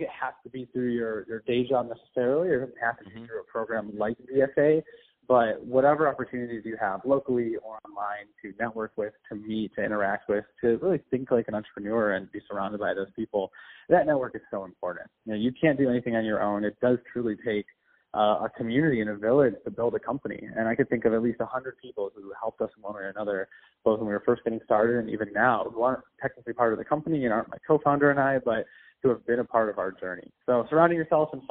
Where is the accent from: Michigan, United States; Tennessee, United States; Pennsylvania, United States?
Michigan, United States; Michigan area, United States; moved away as an adult; also born or lived in North Carolina; I'm originally from the Michigan area